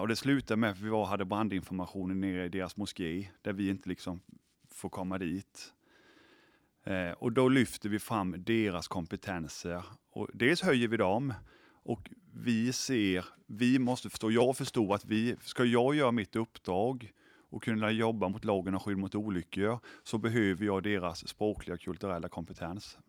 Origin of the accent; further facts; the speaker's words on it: Sweden; vi svenskar